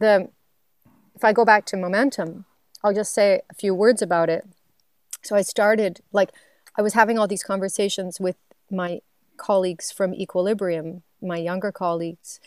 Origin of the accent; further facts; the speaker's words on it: Waverley, Nova Scotia, Canada; moved away; I'm from Waverly, Nova Scotia, and much of my family and friends, they still live in Nova Scotia.